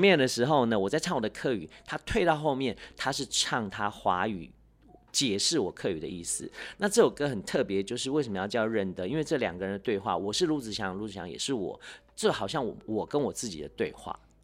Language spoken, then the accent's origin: Chinese; Taiwan; first language Hakka; Chinese is a second language; moved away; also born or lived in Taipei; 我是隔代教养嘛，哦。所以，呃，可能我 也在客家村长大，是。虽然说那个时候也有那种就是语言的限制，哎，要讲华语，要讲，呃，对。国语什么的， 可是回到家还是讲自己的母语多一些